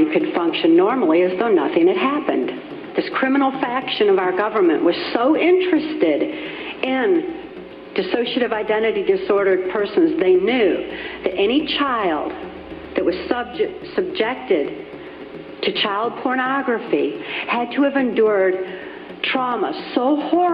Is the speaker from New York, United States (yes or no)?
no; Muskegon, Michigan, United States; I was born in 1957 in Muskegon, Michigan